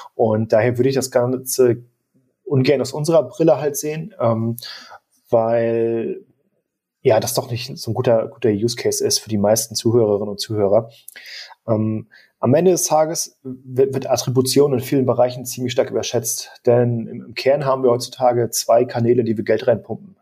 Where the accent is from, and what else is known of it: Germany